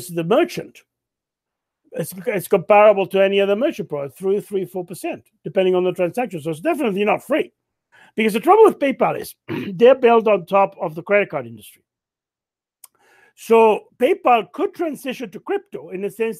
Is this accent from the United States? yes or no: no; Canada; as a Canadian